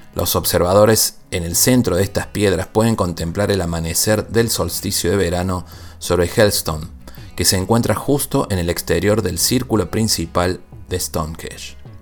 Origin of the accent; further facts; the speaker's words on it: Córdoba, Argentina; en mi provincia natal, Córdoba, Argentina